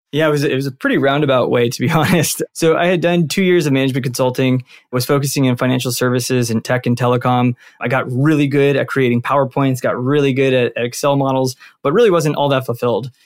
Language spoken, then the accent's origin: English; Santa Ana, California, United States; born and raised out in Santa Ana, which is a town out in Orange County.